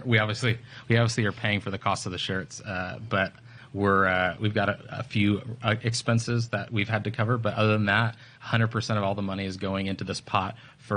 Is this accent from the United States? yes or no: yes; West Palm Beach, Florida, United States; growing up in South Florida and seeing hurricanes